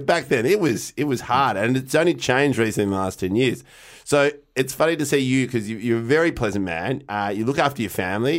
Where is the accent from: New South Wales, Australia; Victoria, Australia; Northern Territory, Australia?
Victoria, Australia; Melbourne; I grew up in North Carleton.